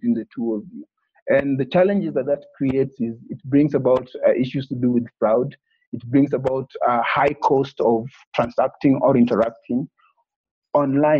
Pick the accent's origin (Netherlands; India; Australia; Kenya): Kenya; born and raised in Kenya